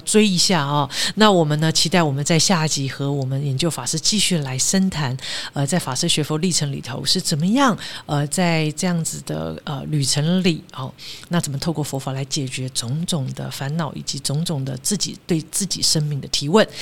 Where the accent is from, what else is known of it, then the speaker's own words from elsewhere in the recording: Taiwan; 我们在台湾成长